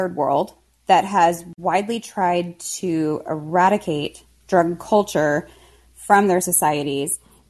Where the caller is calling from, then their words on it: Arkansas, United States; Hi, I'm calling from Arkansas.